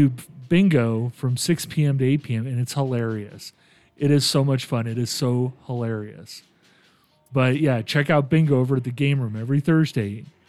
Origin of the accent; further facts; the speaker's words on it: San Vito dei Normanni, Apulia, Italy; moved away; So I am actually from a little town called San Vito that's outside of Ostuni, which is outside of Bari. So Bari was a big, kind of our big city, and it, you know, it's a beautiful medieval port. But yeah, I come from the Bari area.